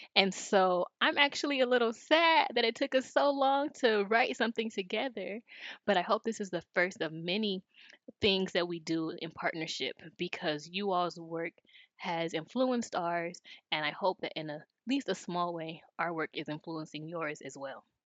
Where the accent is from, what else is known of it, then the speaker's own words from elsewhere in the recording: Los Angeles, California, United States; moved away as an adult; now in North Carolina, United States; Growing up in South Los Angeles, many of the inequities in the city were highly visible.